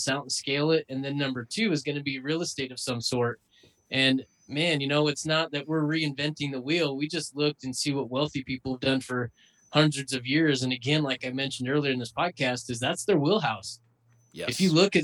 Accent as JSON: {"language": "English", "region": "Idaho", "country": "United States", "tie": "born or raised there", "said": "Growing up in Idaho, you have this self-reliance, self-sufficient mentality"}